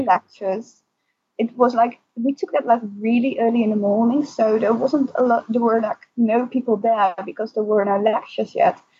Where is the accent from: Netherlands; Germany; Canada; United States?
Netherlands; also born or lived in Alphen aan den Rijn; from the Netherlands